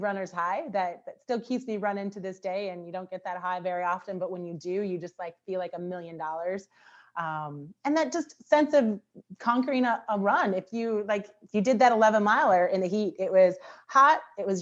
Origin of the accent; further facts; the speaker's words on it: Cincinnati, Ohio, United States; moved away as an adult; also born or lived in Pittsburgh, Pennsylvania; now in Hartford, United States; originally born in Pittsburgh, Pennsylvania, but I grew up in Cincinnati, Ohio. I'm a Midwesterner at heart